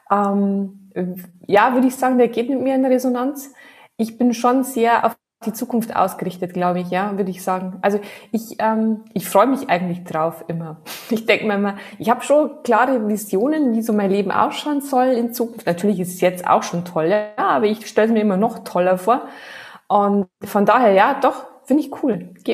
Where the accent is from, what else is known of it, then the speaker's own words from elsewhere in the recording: Regensburg, Bavaria, Germany; accent: Bavarian; now in Weil am Rhein, Germany; eigentlich komme ich aus der Gegend von Regensburg. Ähm, aber momentan wohne ich gerade in Weil am Rhein.